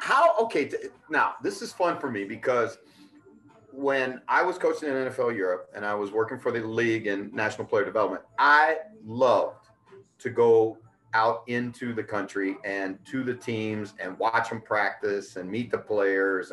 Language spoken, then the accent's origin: English; United States; an American who grew up in the game